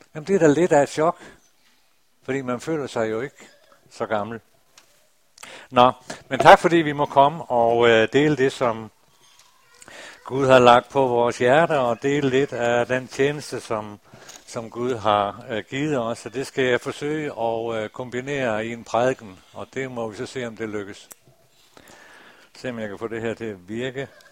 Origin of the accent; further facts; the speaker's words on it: North Jutland, Dronninglund, North Denmark Region, Denmark; op i Nordjylland i Drønlund Missionshus, der for mange, mange år siden, da jeg var en dreng